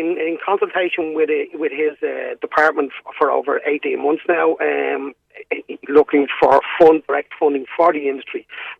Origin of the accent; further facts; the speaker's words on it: Munster, Ireland; But I'm from Kerry.